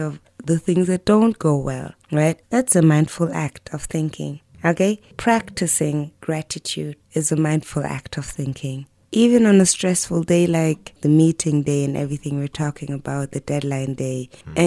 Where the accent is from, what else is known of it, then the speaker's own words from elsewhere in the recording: Germany; I grew up in Germany